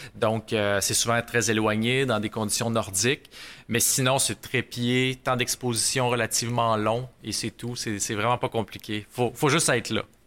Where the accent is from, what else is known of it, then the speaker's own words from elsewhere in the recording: Rouyn-Noranda, Quebec, Canada; Je suis natif de, de Rouen-Oranda.